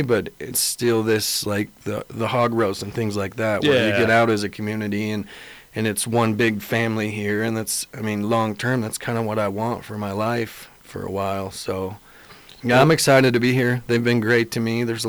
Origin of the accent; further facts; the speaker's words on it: Buffalo, Wyoming, United States; also born or lived in Sheridan, Wyoming; now in Lander, United States; So I came from Sheridan. I'm originally from Buffalo